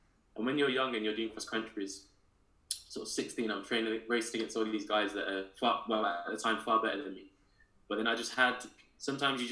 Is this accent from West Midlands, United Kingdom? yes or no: yes; Birmingham, West Midlands, United Kingdom; moved away; I grew up in Birmingham in Handsworth, in the city area. Very different to where I live now, but for me, that's home and always will be.